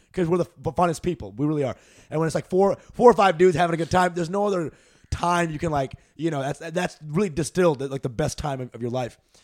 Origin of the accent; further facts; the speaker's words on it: Dallas, Texas, United States; also born or lived in Canada / New Jersey; Dallas is where my, most of my life happened. So, like, fourth grade to end of college, I was there in Dallas.